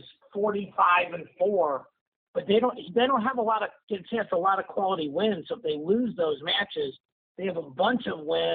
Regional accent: Missouri, United States; I'm from Missouri

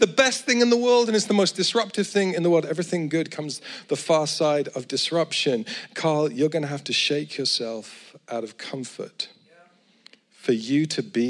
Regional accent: Edinburgh, Scotland, United Kingdom; I come from Edinburgh

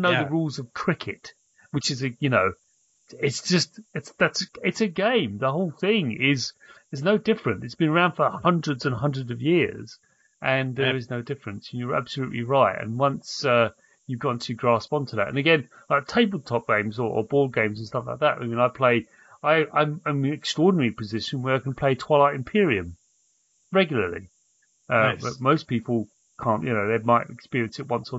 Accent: United Kingdom; being British

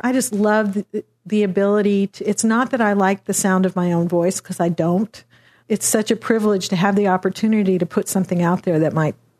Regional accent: Dallas, Texas, United States; I was down in Austin. I'm from Dallas.

